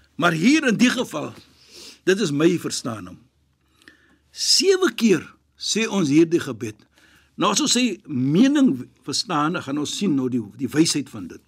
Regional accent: South Africa; ek is van Suid-Afrika. Ons is van Suid-Afrika

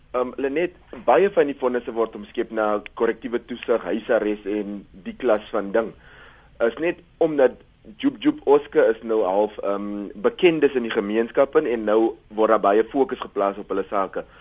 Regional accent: Cape Town, Western Cape, South Africa; ek kom uit Kaapstad uit

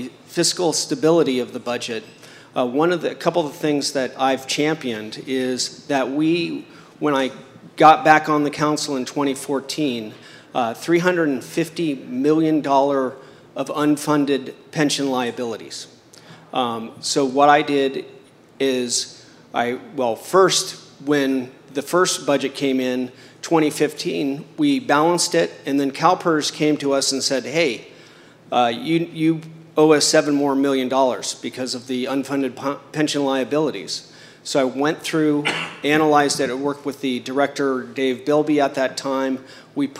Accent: Chula Vista, California, United States; I grew up in Chula Vista playing soccer

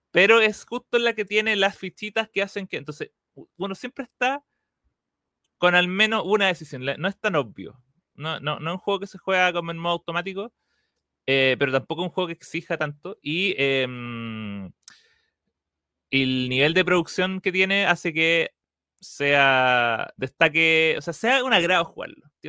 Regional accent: England, United Kingdom; Y, pero yo no he leído ninguna de las cartas, y eso que yo soy inglés.

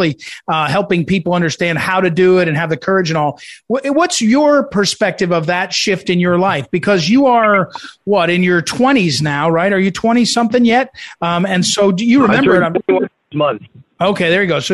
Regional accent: New Jersey, United States; I grew up in New Jersey

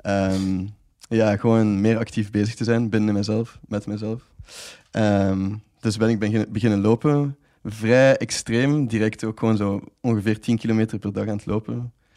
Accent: Ghent, Flanders, Belgium; moved away; ik zie mezelf dan ook wel absoluut nog terugkeren dan naar Gent

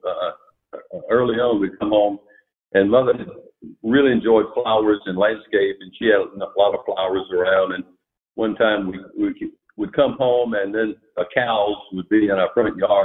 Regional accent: Rincon, Georgia, United States; also born or lived in Savannah, Georgia; growing up in Rincon was a treat

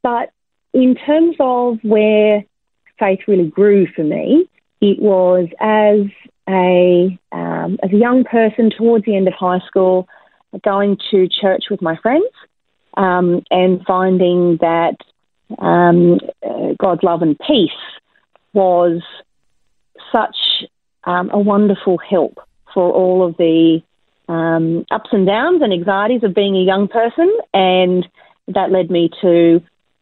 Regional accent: Campbelltown, New South Wales, Australia; also born or lived in Liverpool, New South Wales; now in Brisbane, Australia; I was born in Liverpool in the southwestern suburbs of Sydney, and I grew up in Campbelltown

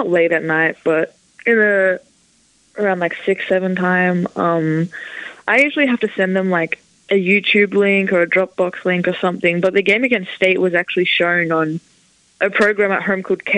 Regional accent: Ballarat, Victoria, Australia; now in Blacksburg, United States; I grew up in Ballarat, but I didn't live in the town. I lived on a farm

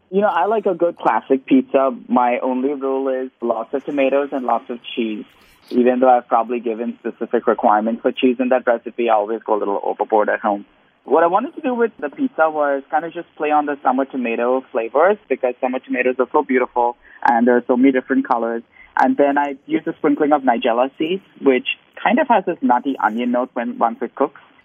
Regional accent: India; moved away as an adult; now in United States; growing up in India.

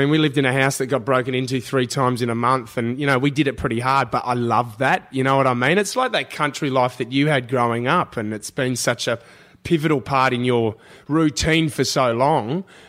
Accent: Adelaide, South Australia, Australia; moved away as an adult; now in Sydney, Australia; I grew up in Adelaide and moved now to Sydney, but I've still kept my close bunch of mates and very close to my family in Adelaide

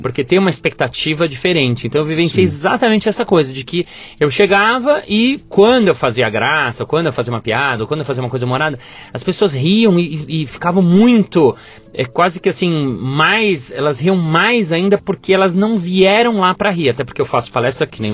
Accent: São Paulo, Brazil; also born or lived in New York / France; Eu sou de São Paulo mesmo

